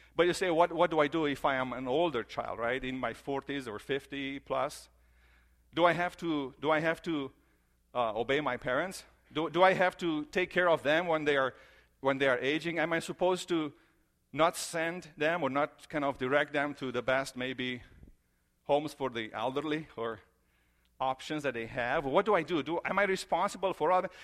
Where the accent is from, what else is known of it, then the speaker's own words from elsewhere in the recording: Romania; moved away; I grew up in Romania